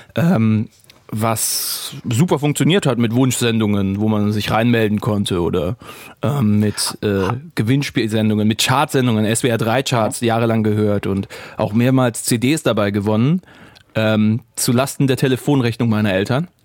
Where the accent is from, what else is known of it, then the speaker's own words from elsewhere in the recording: the South, Southern Germany, Germany; moved away; also born or lived in Rhineland; bei uns im Süden